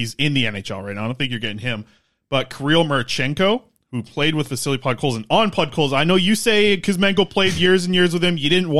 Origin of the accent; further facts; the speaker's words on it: Nanaimo, British Columbia, Canada; I grew up in South Nanaimo